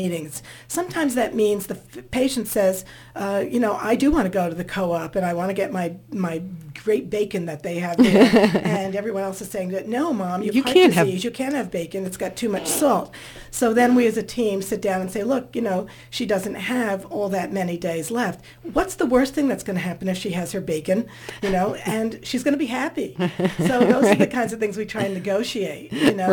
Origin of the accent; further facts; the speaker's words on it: New Jersey, United States; I come from New Jersey where we had a lot of Italians and Jewish families